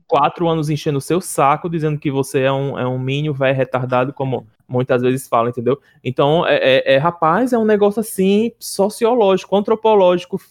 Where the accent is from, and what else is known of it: Northeast Brazil, Brazil